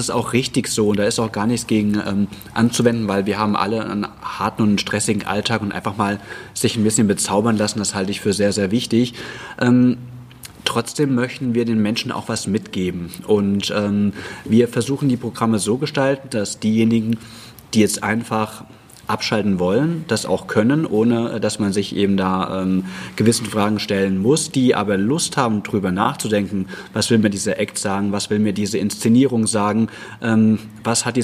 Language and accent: German; Hesse, Germany; born there; Also ich bin ja ein ähm, Reingeschmeckter, ich bin äh, gebürtiger Hesse, aber ich finde das eigentlich ganz arg schön, dass äh, hier auch noch Dialekt gesprochen wird